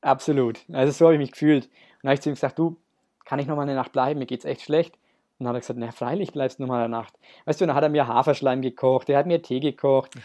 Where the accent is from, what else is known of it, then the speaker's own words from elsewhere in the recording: Nuremberg, Bavaria, Germany; wir kommen äh, lustigerweise beide aus Nürnberg